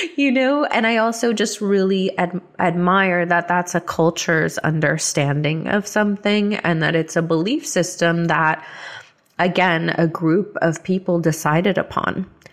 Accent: the South, United States; I started rejecting Christianity after growing up in the South.

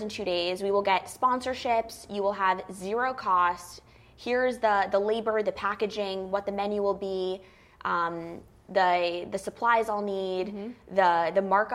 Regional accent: Longmeadow, Massachusetts, United States; moved away; also born or lived in New York; I grew up in Longmeadow, Massachusetts, which is adjacent or right outside of Springfield

